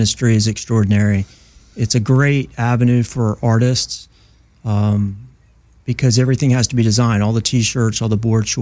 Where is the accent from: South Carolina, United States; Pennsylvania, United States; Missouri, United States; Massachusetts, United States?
South Carolina, United States; Myrtle Beach; moved away as an adult; also born or lived in Oahu, Hawaii; now in California, United States; I'm originally from Myrtle Beach, South Carolina